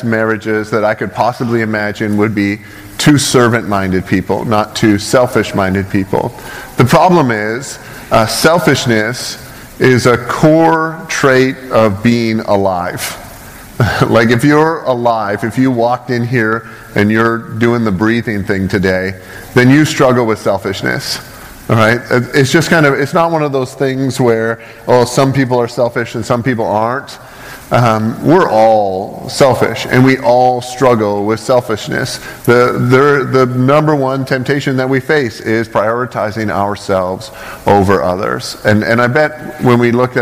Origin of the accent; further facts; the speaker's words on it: Canada; now in United States; I'm not American, so I'm going to slam your country for a second. I'm from Canada, and I pay a lot of money to live here.